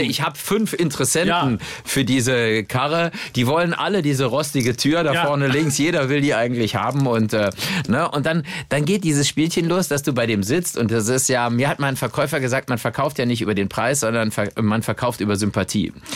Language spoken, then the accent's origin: German; Cologne, North Rhine-Westphalia, Germany; Ich bin ja mit dem äh, Deutz-Traktor als Kölner aufgewachsen